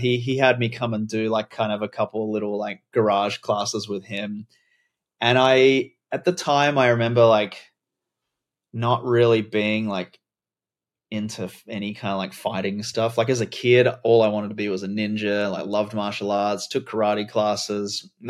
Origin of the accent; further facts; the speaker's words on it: Adelaide, South Australia, Australia; I was born in Adelaide, South Australia, grew up in Australia, moving around a lot, lived in a bunch of different places, regional, rural, cities.